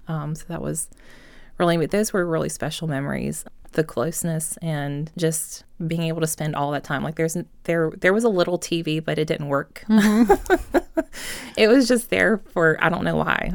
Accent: Enon, Virginia, United States; I grew up in Enon, so it's like right outside of Chester, um, between like Chester and Hopewell, like right on the river.

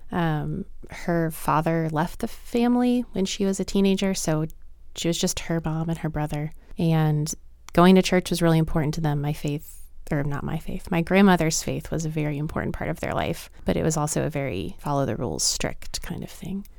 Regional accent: Lynchburg, Virginia, United States; born or raised there; moved away as an adult

